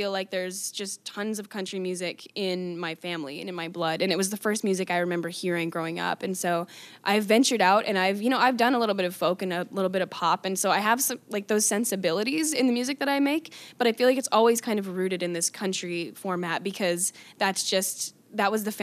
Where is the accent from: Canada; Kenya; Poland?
Canada; Calgary, Alberta; Calgary's my hometown